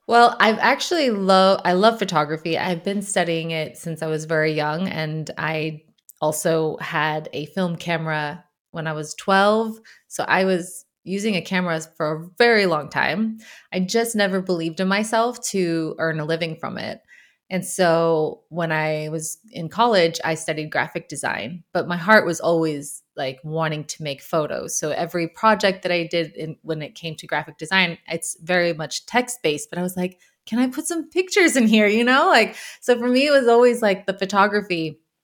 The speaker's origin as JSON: {"language": "English", "country": "United States", "also_born_or_lived": "Brussels, Belgium", "moved": "as an adult", "lives_now": "Sweden", "said": "I'm an American living in Sweden"}